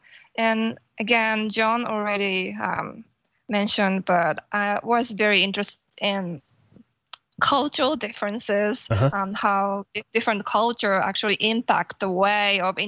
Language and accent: English; Tokyo, Japan; moved away as an adult; now in Boston, United States; I'm originally from Tokyo, Japan.